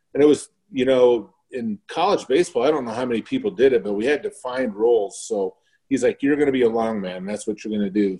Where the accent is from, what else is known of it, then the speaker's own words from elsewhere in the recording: Scottsdale, Arizona, United States; I grew up um, basically in the border of Tempe and Scottsdale there